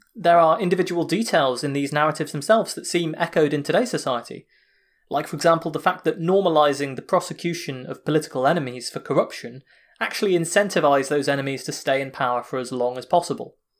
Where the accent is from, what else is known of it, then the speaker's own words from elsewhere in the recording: United Kingdom; me as a British guy